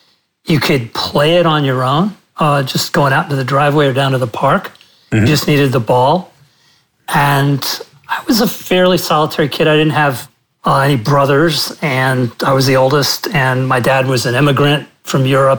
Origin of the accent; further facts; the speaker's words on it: Princeton, New Jersey, United States; growing up in Central Jersey during the 60s. And I actually spent my childhood in Princeton, New Jersey.